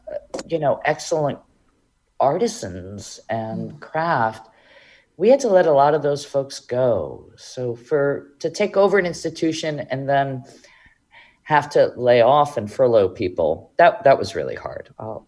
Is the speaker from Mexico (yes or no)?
yes; Mexico City, Mexico; English is a second language; now in Hartford, United States; I'm originally from Mexico City.